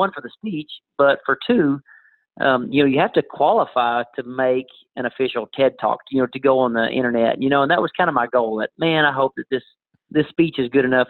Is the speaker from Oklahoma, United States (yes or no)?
yes; Tupelo, Oklahoma, United States; also born or lived in Durant, Oklahoma / Lane, Oklahoma; I was born in Durant, grew up there in Tupelo, and I live in Lane, Oklahoma right now